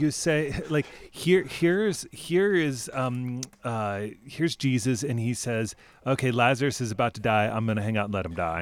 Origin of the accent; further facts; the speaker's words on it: United States; as an American people